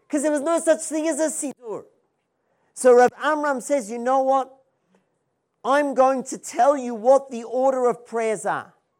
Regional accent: Melbourne, Victoria, Australia; now in Israel; I'm originally from Melbourne, Australia

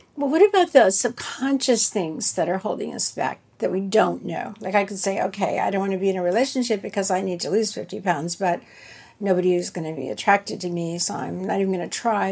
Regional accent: the South, United States; I grew up in the South, so you know, uh, we had a certain a certain kind of food, a lot of fat and barbecue

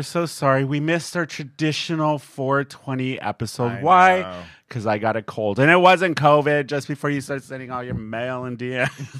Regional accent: San Diego, California, United States; born or raised there

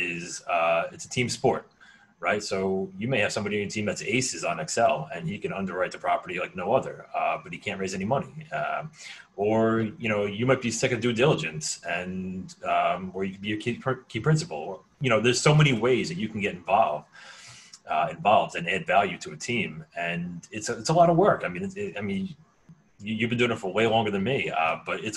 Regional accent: United States; I grew up right outside of New York City.

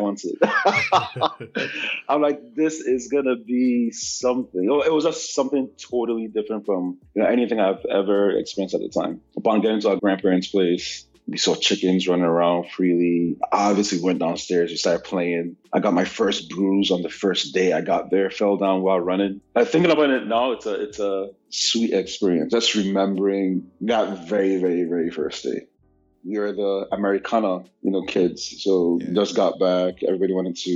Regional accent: Nigeria; moved away as an adult; now in United States; I was born here in the United States, lived here till I was about 8, and left for Nigeria in 1995, where I spent 11 years. There I completed my elementary school, completed high school, and then came back to the United States in 2006.

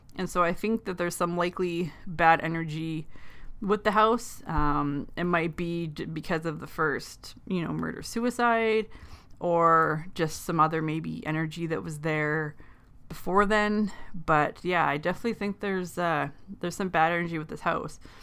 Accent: Thunder Bay, Ontario, Canada; I'm from Thunder Bay, which is in Northwest Ontario

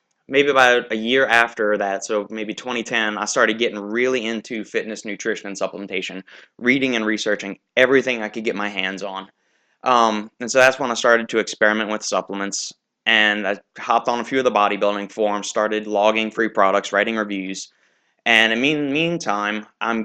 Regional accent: Kenner, Louisiana, United States; also born or lived in New Orleans, Louisiana; I was born in 1985 in New Orleans, Louisiana, lived in Kenner

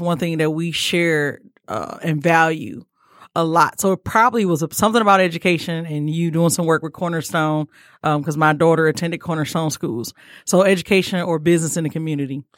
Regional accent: Detroit, Michigan, United States; I'm from Detroit

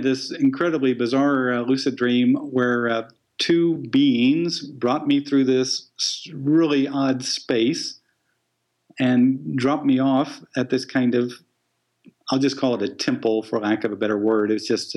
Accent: Midwest, United States; I'm a guy from the Midwest

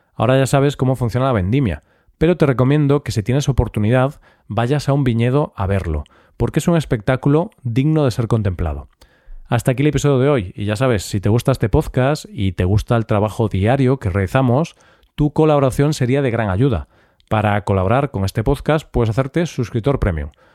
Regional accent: Galicia, Spain; mi tierra, Galicia

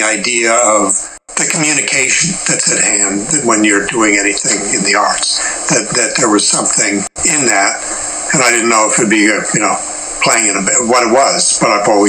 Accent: Erie, Pennsylvania, United States; also born or lived in Chicago; Erie, Pennsylvania. Erie's like a industrial city on Lake Erie. It's the one little corner of Pennsylvania that touches Lake Erie, so it's midway between Buffalo and Cleveland.

